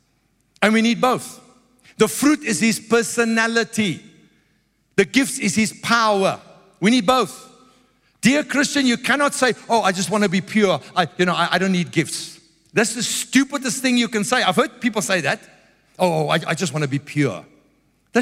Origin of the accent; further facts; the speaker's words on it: South Africa; I grew up in South Africa. It's very religious people. I'm an Afrikaner